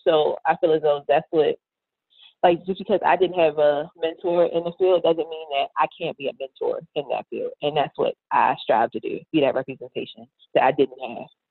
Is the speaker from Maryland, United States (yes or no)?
yes; Baltimore, Maryland, United States; moved away as an adult; now in Atlanta, United States; born and raised in Baltimore City